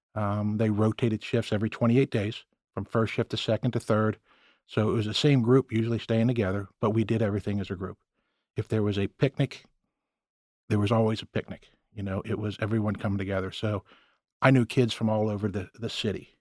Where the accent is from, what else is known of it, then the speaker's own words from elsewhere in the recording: Cincinnati, Ohio, United States; born and raised in Cincinnati. Been here most of my life